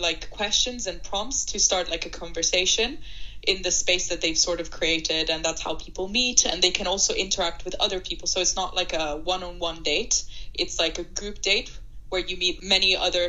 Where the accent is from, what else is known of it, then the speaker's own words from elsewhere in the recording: Shanghai, China; English is a second language; moved away as an adult; also born or lived in Italy / United Kingdom; Thank you for having me. I'm Italian, but I grew up in Shanghai, where I did high school because my dad was moved there because of his job.